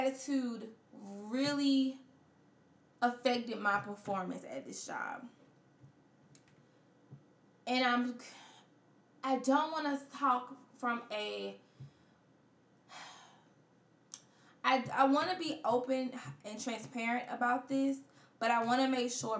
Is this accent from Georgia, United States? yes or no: no; Florence, South Carolina, United States; my hometown of Florence